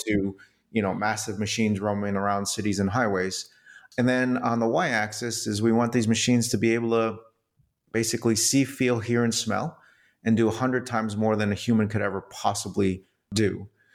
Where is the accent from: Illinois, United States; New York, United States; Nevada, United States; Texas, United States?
New York, United States; New York City; I was born in New York City